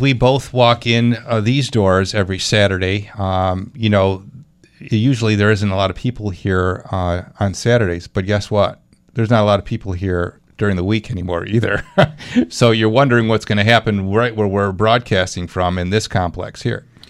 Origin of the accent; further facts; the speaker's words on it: Clarence, New York, United States; Clarence, uh, my hometown.